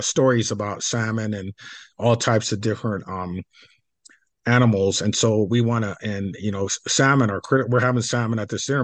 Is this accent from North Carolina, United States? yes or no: no; Coeur d'Alene, Idaho, United States; I grew up in Coeur d'Alene